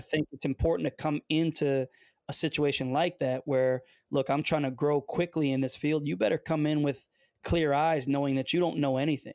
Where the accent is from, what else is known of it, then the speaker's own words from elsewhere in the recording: Detroit, Michigan, United States; also born or lived in Windsor, Ontario, Canada; I'm from the Detroit area